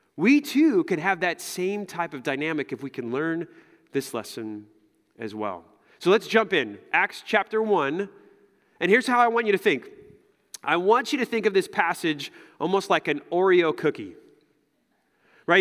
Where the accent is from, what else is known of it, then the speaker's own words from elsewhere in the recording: United States; as an American, as American Christians